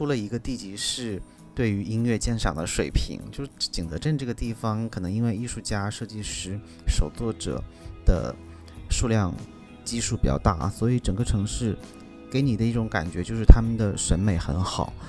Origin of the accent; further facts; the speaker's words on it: Northeast China, China; now in Shanghai, China; 当然了，我的老家东北真的。